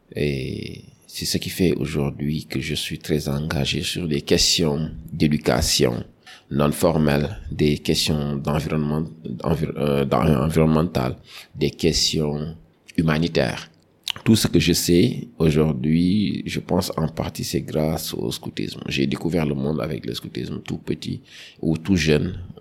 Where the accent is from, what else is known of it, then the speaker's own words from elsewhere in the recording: Dakar, Senegal; j'ai grandi à Dakar